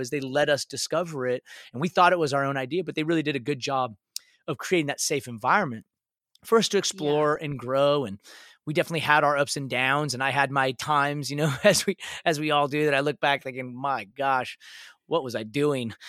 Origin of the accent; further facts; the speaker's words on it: a little city outside of Seattle, Washington, United States; now in Dallas, United States; I grew up in a little city outside of Seattle, uh, Washington and uh, so grew up in the Northwest.